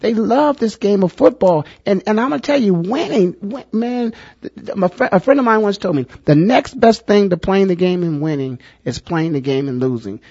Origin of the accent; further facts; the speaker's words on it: Canton, Ohio, United States; born and raised in Canton, Ohio